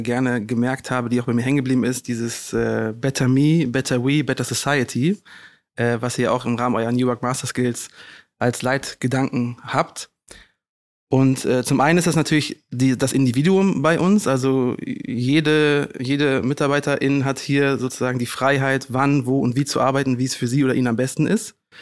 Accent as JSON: {"language": "German", "region": "Rhineland", "country": "Germany", "tie": "born or raised there", "moved": "as an adult", "lives_now": "Hamburg, Germany", "said": "ich bin Rheinländer durch und durch, bin im Rheinland groß geworden"}